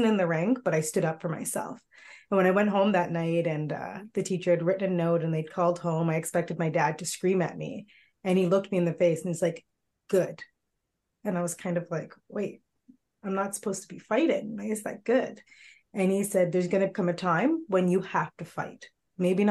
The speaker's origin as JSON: {"language": "English", "town": "Milton", "region": "Ontario", "country": "Canada", "tie": "born or raised there", "said": "growing up in Milton as one of the only Black families"}